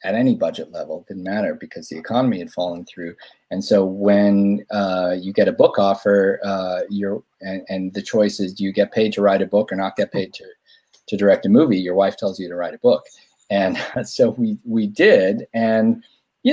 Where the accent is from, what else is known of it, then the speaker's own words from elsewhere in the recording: Omaha, Nebraska, United States; I'm from Omaha